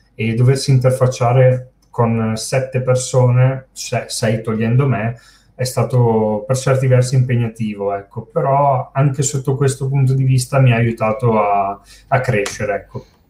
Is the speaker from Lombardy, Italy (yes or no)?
yes; Brescia, Lombardy, Italy; io sono di Brescia